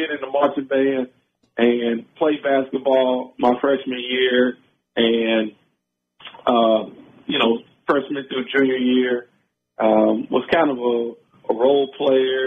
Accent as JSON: {"language": "English", "town": "Cincinnati", "region": "Ohio", "country": "United States", "tie": "born or raised there", "said": "born and raised in Cincinnati"}